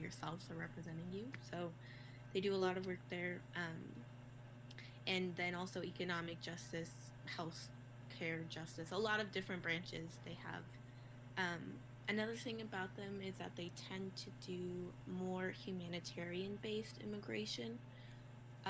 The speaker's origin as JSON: {"language": "English", "town": "Albuquerque", "region": "New Mexico", "country": "United States", "tie": "born or raised there", "said": "I am from Albuquerque, New Mexico. Well, I've lived here since I was seven. So I consider it my home."}